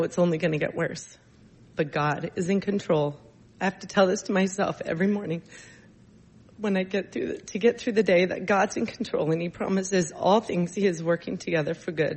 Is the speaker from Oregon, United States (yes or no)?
yes; Coquille, Oregon, United States; moved away as an adult; also born or lived in Scappoose, Oregon; I was born and raised in a small town of Coquille on the southern coast of Oregon